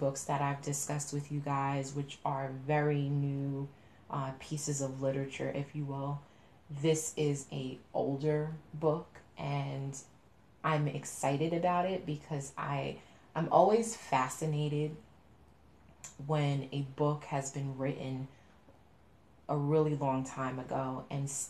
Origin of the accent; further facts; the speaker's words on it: New York, United States; I'm from New York